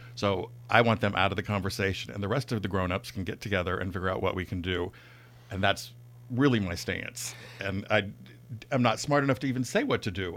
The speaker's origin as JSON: {"language": "English", "area": "Bay Area", "region": "California", "country": "United States", "tie": "born or raised there", "also_born_or_lived": "Los Angeles", "lives_now": "Napa, United States", "said": "I grew up in the Bay Area"}